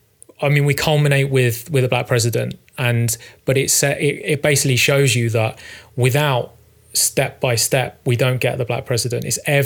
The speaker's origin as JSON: {"language": "English", "town": "Croydon", "region": "London", "country": "United Kingdom", "tie": "born or raised there", "said": "Pearly. So like, Croydon, that sort of area."}